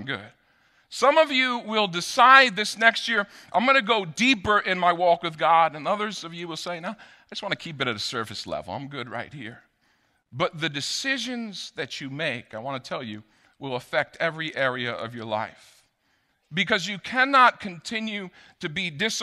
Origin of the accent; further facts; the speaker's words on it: Rockland County, New York, United States; I grew up in Rockland County. I know my way around